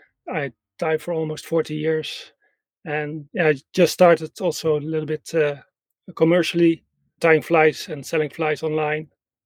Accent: Netherlands; In the Netherlands, basically everywhere in the Netherlands. I moved a lot. And the last 20 years in the south of the Netherlands, near Belgium and Germany.

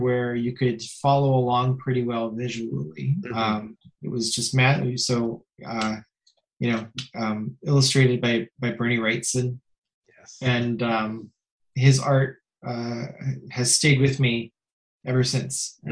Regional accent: Mississauga, Ontario, Canada; also born or lived in Perth, Ontario; when I was two, my family moved to Mississauga, which is a suburb of Toronto. And I've lived there ever since.

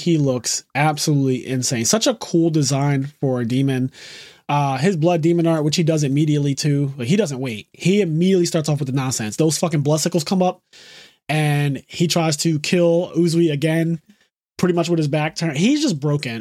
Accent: United States; I'm Amer-, I'm American. We speak American here

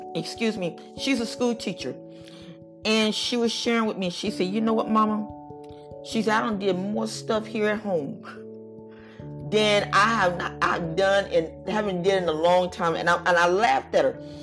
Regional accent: United States; we are Americans

